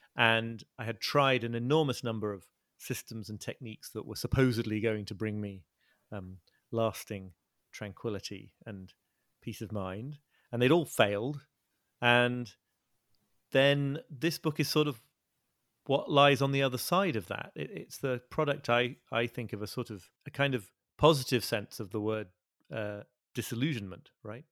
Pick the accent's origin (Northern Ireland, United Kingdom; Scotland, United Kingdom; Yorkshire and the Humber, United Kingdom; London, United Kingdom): Yorkshire and the Humber, United Kingdom; north of England, near North Yorkshire; moved away as an adult; also born or lived in Liverpool / Brooklyn, New York; I was born in Liverpool and grew up in the north of England, near, near where I'm living now.